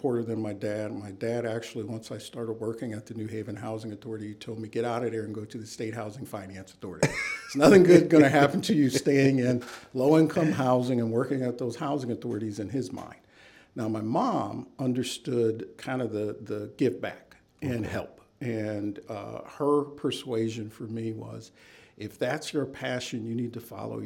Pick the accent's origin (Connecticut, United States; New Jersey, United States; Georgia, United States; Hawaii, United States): Connecticut, United States; New Haven; also born or lived in Waterloo, Iowa; we grew up middle class in New Haven, went to public school, went to public colleges